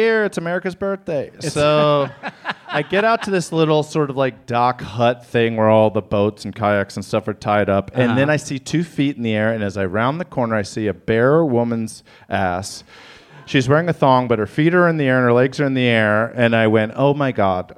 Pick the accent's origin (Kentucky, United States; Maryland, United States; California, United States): Maryland, United States; I'm middle class from Maryland